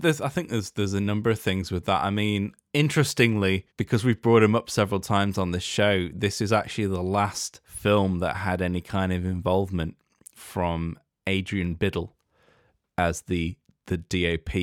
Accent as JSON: {"language": "English", "country": "United Kingdom"}